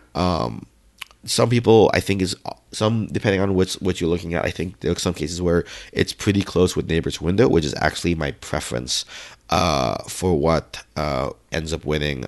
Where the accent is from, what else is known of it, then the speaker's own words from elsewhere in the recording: United States; I'm American